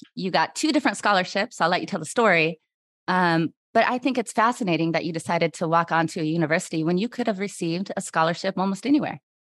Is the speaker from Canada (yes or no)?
no; Washington, United States; I'm from Washington State